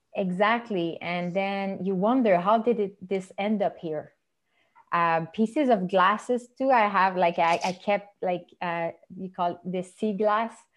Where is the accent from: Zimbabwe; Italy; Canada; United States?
Canada; Montreal, Quebec; first language French; English is a second language; I'm from Montreal, and I mostly speak French.